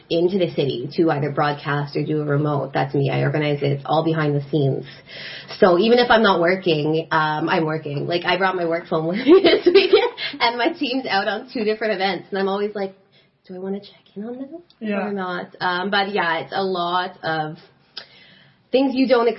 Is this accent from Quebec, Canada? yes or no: yes; Montreal, Quebec, Canada; I was born and raised in Montreal